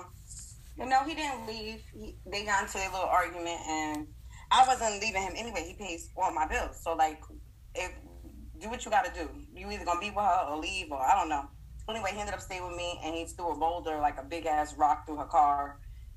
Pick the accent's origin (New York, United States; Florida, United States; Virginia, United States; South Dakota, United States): New York, United States; moved away; I'm from New York, so we're a little different out there